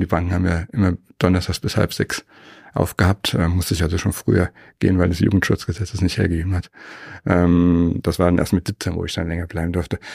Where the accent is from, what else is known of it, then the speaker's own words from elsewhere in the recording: Frankfurt am Main, Hesse, Germany; moved away as an adult; now in Weilheim in Oberbayern, Germany; geboren bin ich in Frankfurt, Frankfurt am Main.